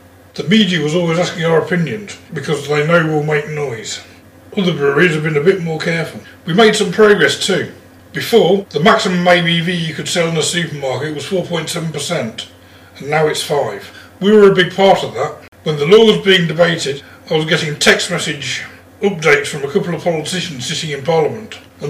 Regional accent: East Midlands, United Kingdom; one of my friends who I grew up with back in Lincolnshire.

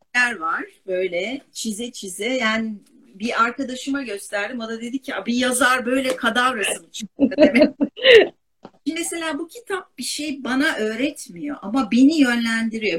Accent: Istanbul, Turkey; Ben Kadıköylüyüm.

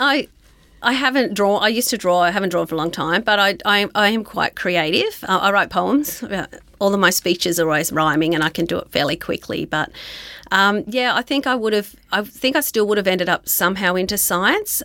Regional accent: Dubbo, New South Wales, Australia; moved away as an adult; also born or lived in Newcastle, New South Wales; now in Queensland, Australia; I grew up in Dubbo in New South Wales

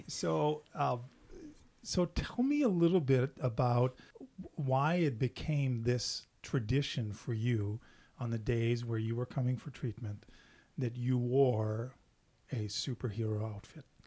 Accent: Canada; English is a second language; I'm French Canadian

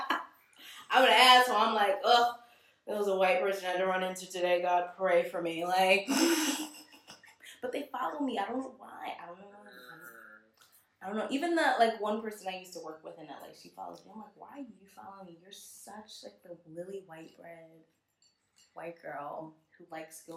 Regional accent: Panama; being Panamanian with ancestors from Jamaica and Barbados

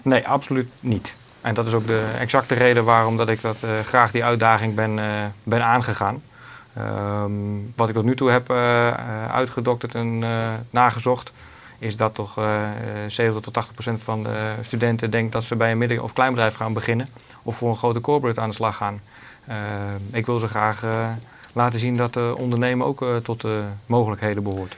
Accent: Netherlands; wij als Nederlanders

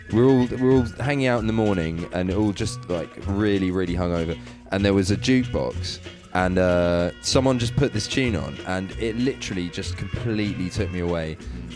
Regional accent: Essex, East of England, United Kingdom; I'm from Essex

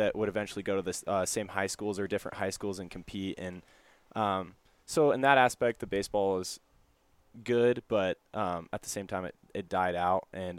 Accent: Portland, Oregon, United States; When I was growing up, it kind of seemed to be dying out.

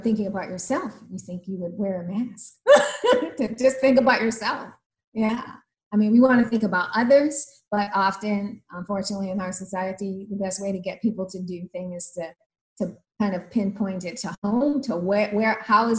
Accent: Baltimore, Maryland, United States; moved away as an adult; also born or lived in New Orleans; I grew up in Baltimore. I moved to New Orleans in my 20s, but I spent my childhood in Baltimore

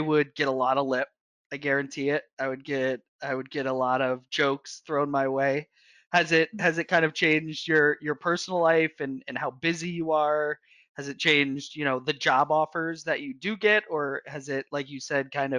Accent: New York City, New York, United States; I grew up in New York City

